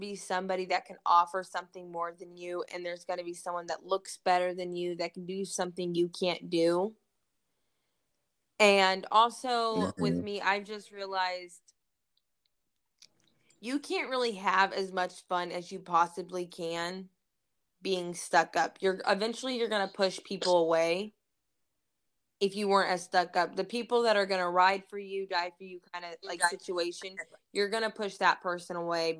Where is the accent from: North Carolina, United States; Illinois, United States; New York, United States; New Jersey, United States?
North Carolina, United States; Fort Bragg; born there; Well, I was born in Fort Bragg, North Carolina.